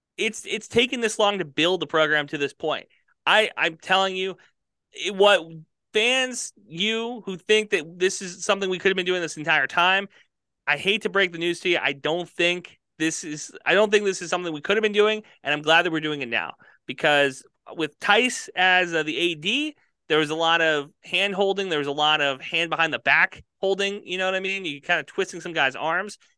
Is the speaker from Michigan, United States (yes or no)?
no; North Dakota, United States; moved away; I'm coming from North Dakota